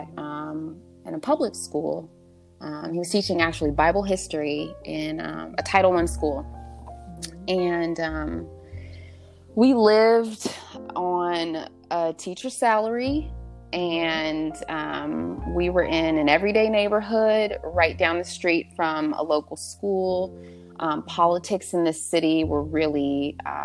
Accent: Southern California, United States; moved away as an adult; also born or lived in the South; I'm from Southern California, and, I found myself in the South

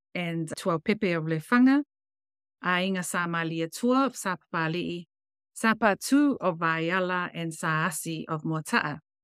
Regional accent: Samoa; moved away as an adult; also born or lived in Fiji; now in New Zealand; I grew up in Samoan, Fiji

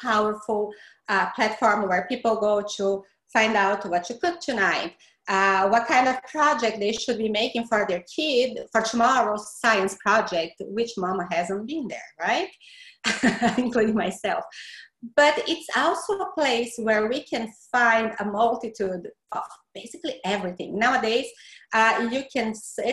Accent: Brazil; accent: Brazilian; English is a second language; moved away as an adult; now in Florida, United States; The accent is from Brazil. I'm from Brazil.

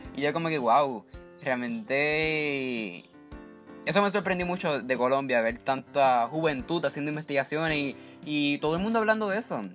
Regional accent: Puerto Rico

